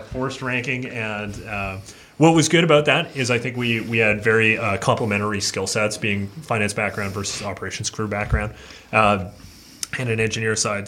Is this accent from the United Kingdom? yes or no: no; Fernie, British Columbia, Canada; I grew up in Fernie, British Columbia, a little small town in the mountains of Canada